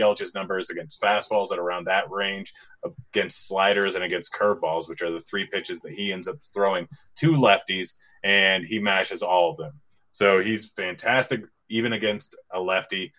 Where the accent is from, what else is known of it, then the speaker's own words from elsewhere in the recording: Washington, United States; now in Colorado, United States; I was born and raised in Washington